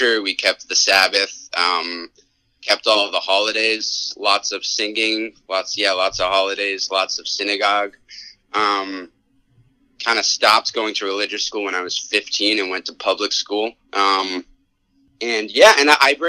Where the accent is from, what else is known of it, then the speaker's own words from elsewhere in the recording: Connecticut, United States; moved away; I'm from Connecticut originally